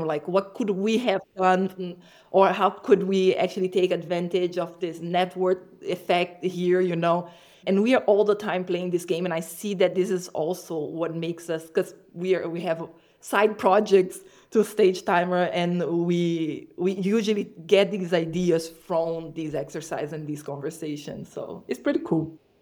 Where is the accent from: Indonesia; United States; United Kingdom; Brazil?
Brazil; moved away; I'm from Brazil, so my businesses were in Brazil in the past